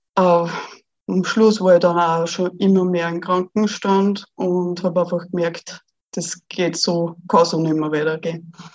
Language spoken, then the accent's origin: German; Austria; ich bin ja aus Österreich